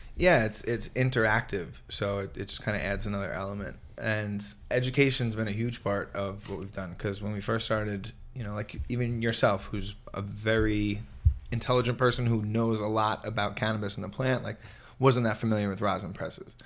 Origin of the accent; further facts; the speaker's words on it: Merrick, New York, United States; I grew up in New York, in Long Island